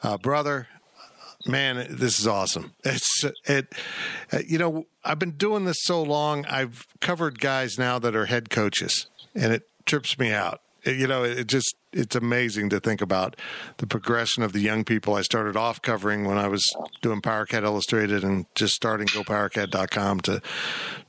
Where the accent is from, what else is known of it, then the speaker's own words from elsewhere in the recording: Kansas, United States; growing up in Kansas